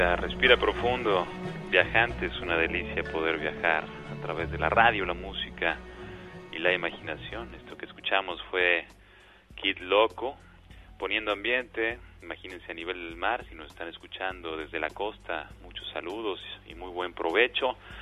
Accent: Mexico; lo somos los mexicanos

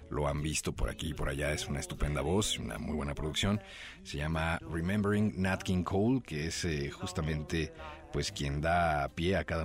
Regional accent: northern Mexico, Mexico; Exacto, exacto. Somos norteños.

